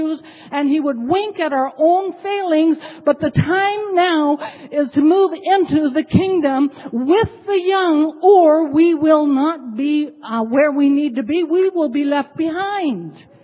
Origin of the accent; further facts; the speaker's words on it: Ketchikan, Alaska, United States; also born or lived in Masset, British Columbia, Canada; now in Anchorage, United States; I'm Haida from Ketchikan, Alaska, originally from Masset, British Columbia.